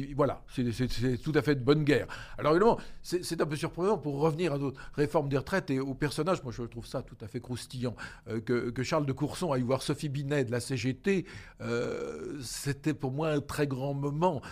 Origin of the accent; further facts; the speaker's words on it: France; Nous, on a un rôle particulier en tant que Français